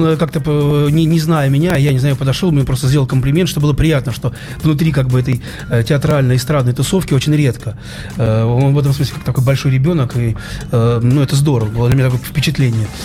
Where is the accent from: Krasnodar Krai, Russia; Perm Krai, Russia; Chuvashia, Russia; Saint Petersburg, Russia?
Saint Petersburg, Russia; только я один питерский